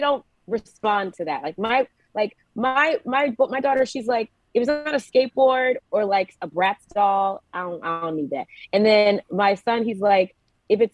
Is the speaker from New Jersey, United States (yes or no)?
no; Georgia, United States; moved away